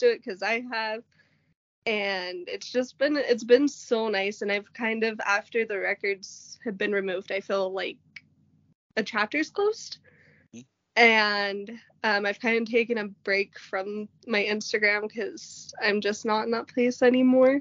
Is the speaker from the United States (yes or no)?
yes; Logan, Utah, United States; I was born in Logan, Utah